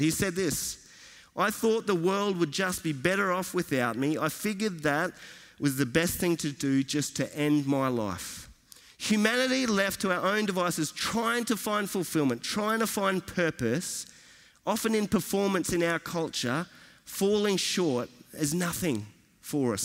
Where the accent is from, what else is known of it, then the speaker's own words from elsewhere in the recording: Australia; from Australia